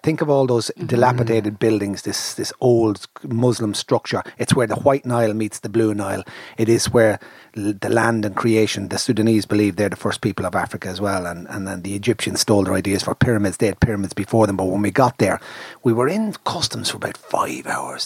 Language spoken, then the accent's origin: English; Ireland; I'm Irish